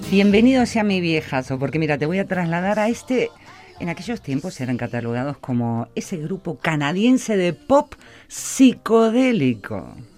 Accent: Argentina; moved away; hoy en Argentina, mi país natal, mi, mi, donde está mi tierra, mis amigos, mis afectos

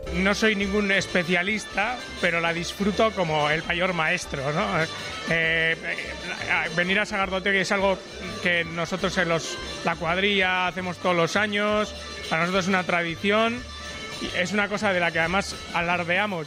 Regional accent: Vitoria-Gasteiz, Basque Country, Spain; Yo soy de Gasteiz.

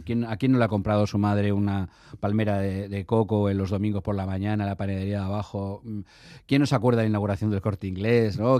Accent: Basque Country, Spain; moved away; mis padres son, son de un pueblecito de Zamora, de Villalpando, y yo me siento, obviamente, me siento, me siento, me siento vasco, pero también a la vez, digamos, todo el conflicto que hubo entonces me obligó a marcharme

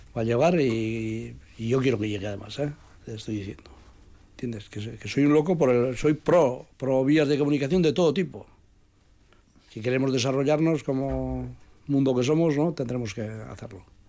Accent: Pobes, Basque Country, Spain; yo soy he nacido allá, estoy allá y quiero seguir estando allá

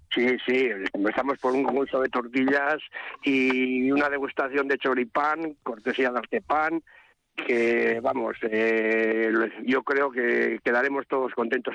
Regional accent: Hueto Abajo, Basque Country, Spain; yo soy de Huerto de toda vida y una vida ya larga. Estoy jubilado y nací aquí, yo nací aquí

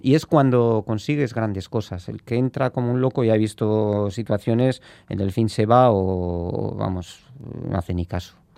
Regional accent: Spain; somos de Ibar

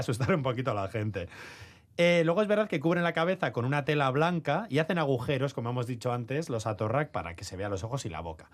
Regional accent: Trapagarán, Basque Country, Spain; soy de Trapagarán, casi

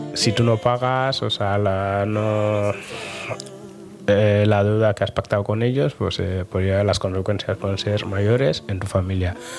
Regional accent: Dakar, Senegal; now in Bilbao, Spain; yo soy de Dakar

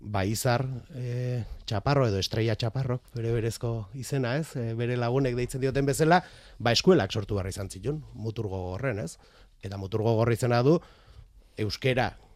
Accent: Beasain, Basque Country, Spain; behin Beasaindarra naiz

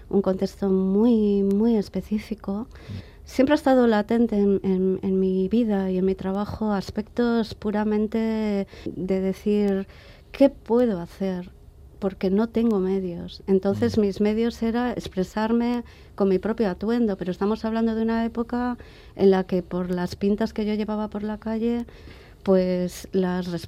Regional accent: Bilbao, Basque Country, Spain; había que tener muy en cuenta que Bilbao era mi ciudad, es mi ciudad de origen.

